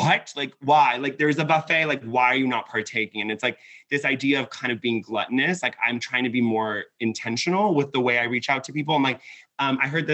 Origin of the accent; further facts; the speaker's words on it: Laguna Beach, California, United States; moved away as an adult; now in Los Angeles, United States; I grew up in Laguna Beach. So I grew up in Orange County.